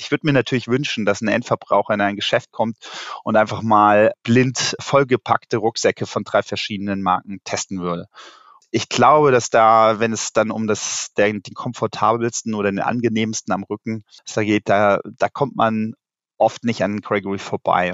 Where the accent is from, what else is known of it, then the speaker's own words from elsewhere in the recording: Rhineland, Germany; als gebürtiger Rheinländer drücke ich natürlich dem ersten FC Köln die Daumen